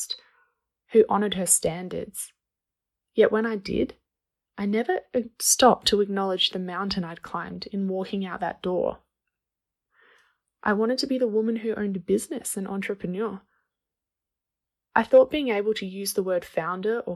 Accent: Australia; moved away as an adult; now in Guatemala; I'm from Australia, but I live in Guatemala.

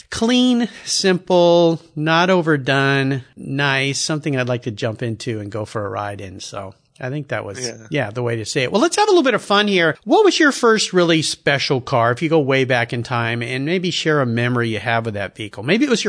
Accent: California, United States; That's how I grew up in Southern California and I surfed.

